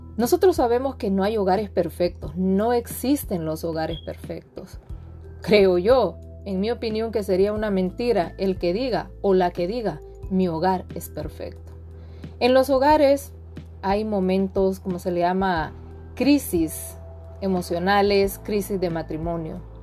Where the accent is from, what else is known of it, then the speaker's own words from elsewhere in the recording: Honduras; soy de Honduras